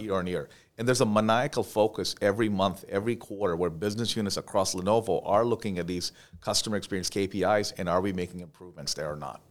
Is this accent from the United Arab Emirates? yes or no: yes; Dubai, United Arab Emirates; moved away; also born or lived in India; I was born in India, um, and grew up in Dubai, uh, United Arab Emirates